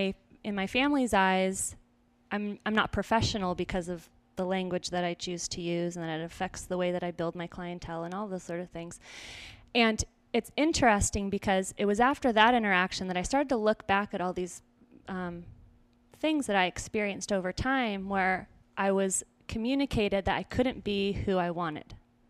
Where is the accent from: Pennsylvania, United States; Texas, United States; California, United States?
California, United States; Simi Valley; born there; where I was born in Simi Valley was where that show was actually recorded.